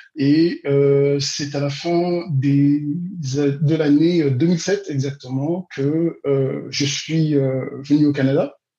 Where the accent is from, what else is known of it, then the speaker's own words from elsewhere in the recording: Brazzaville, Republic of the Congo; je suis né à, Brazzaville, au Congo-Brazzaville, mhm. en 1974